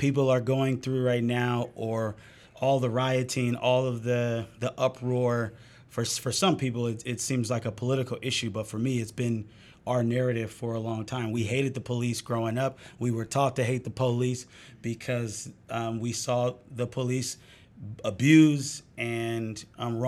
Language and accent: English; Oakland, California, United States; born and raised in East Oakland